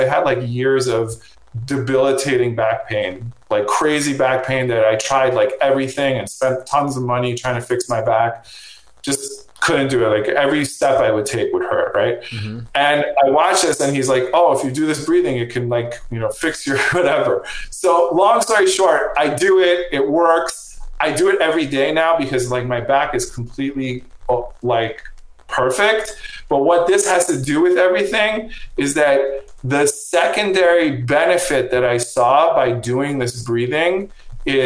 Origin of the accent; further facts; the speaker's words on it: Long Island, New York, United States; also born or lived in Brooklyn; I grew up in Long Island and then moved to the city when I was 18.